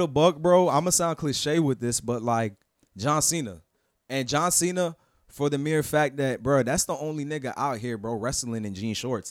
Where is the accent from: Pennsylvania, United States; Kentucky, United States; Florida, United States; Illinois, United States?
Florida, United States; Fort Lauderdale; also born or lived in Queens, New York / Orlando; my hometown